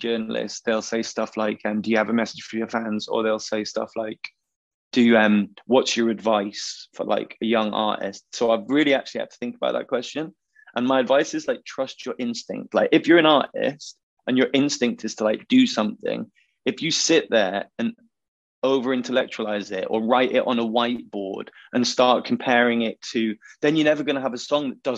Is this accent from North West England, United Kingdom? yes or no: yes; Macclesfield, North West England, United Kingdom; also born or lived in Wilmslow; So we're from Macclesfield. So that's where … are from. You know, we grew up around their kids and their history